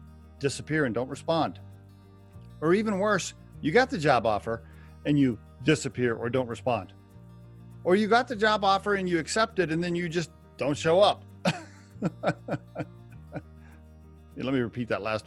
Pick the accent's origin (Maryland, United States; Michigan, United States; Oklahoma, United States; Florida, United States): Oklahoma, United States; I grew up in Oklahoma